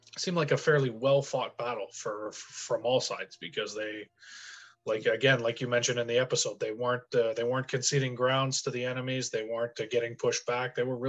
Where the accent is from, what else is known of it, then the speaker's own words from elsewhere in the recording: the French part of Canada, Quebec, Canada; first language English; we come from the French part of Canada. And while we're both predominantly native English speakers, we've lived here our whole lives.